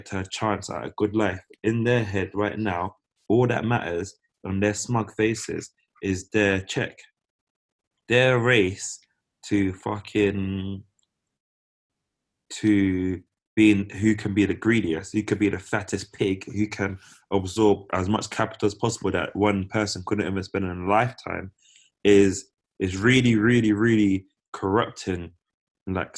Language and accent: English; United Kingdom; being born British